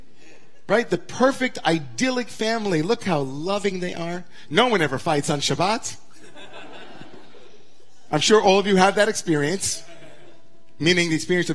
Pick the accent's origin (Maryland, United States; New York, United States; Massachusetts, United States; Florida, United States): New York, United States; Great Neck; growing up in Great Neck, Long Island